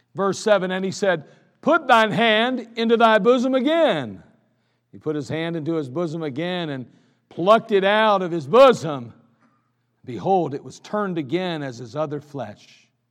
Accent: United States; I'm an American.

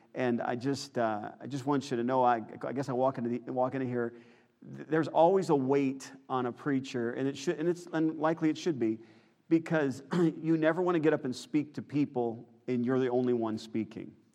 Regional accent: Chicago, Illinois, United States; moved away; we grew up in Chicagoland area

